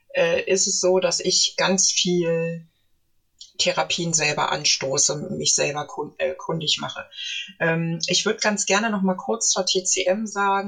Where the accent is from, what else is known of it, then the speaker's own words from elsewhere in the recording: Berlin, Germany; Ich komme, stamme ursprünglich aus Berlin